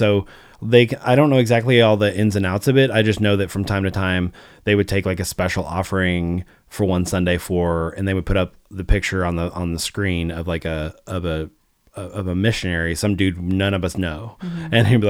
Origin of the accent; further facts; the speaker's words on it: the South, United States; especially growing up in the South in the 80s and 90s